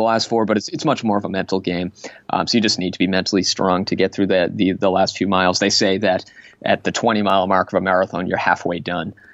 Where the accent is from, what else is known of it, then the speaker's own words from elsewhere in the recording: Waltham, Massachusetts, United States; I grew up in Waltham